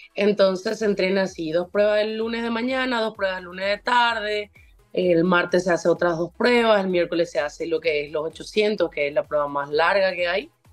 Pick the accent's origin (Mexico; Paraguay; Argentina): Paraguay; also born or lived in Tulsa, Oklahoma, United States; en Paraguay no tenemos leones